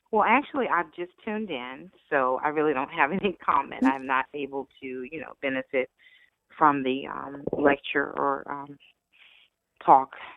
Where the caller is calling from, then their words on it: Virginia, United States; I'm calling from Virginia, Virginia